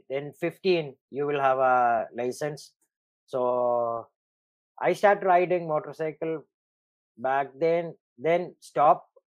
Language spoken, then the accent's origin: English; Dubai, United Arab Emirates; I am from Dubai. You know, we Arab, we drive vehicles when we are maybe 6 years, 7 years old.